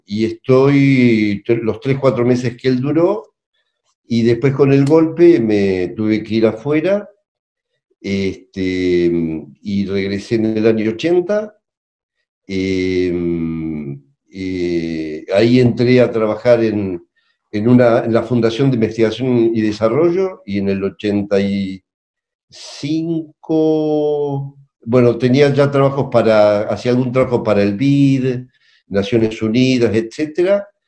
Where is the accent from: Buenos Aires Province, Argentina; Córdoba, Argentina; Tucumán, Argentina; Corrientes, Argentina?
Buenos Aires Province, Argentina; La Plata; Yo soy de La Plata, vivo en La Plata